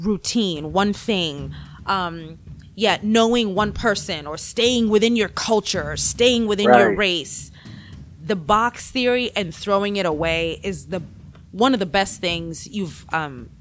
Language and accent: English; Kenya; now in United States; I am from Kenya, right? And it's funny when I first came, you know, to the U.S., obviously I would hear a lot, oh, you have an accent